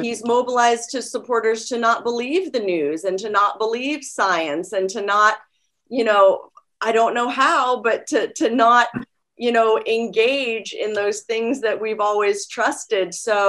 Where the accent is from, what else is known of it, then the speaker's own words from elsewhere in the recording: Cape Cod, Massachusetts, United States; also born or lived in North Carolina / Washington, D.C.; Well, I was born in North Carolina, but I only lived there till I was three. So I really grew up in the suburbs of Washington, D.C. and Cape Cod, Massachusetts.